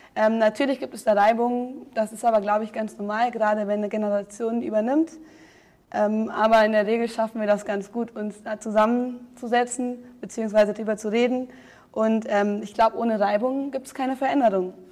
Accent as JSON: {"language": "German", "town": "Braunfels", "region": "Hesse", "country": "Germany", "tie": "born or raised there", "also_born_or_lived": "Munich", "said": "Ich komme aus Braunfels, Bonn-Waden, das ist sehr klein"}